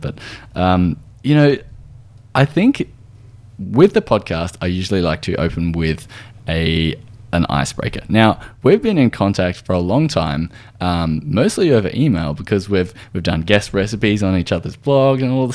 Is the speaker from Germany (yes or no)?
no; Australia